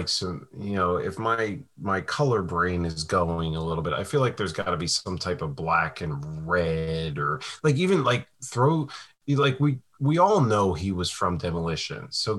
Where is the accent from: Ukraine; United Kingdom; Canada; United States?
United States; Kentucky; Yes, I'm from Kentucky and I still don't believe in voodoo.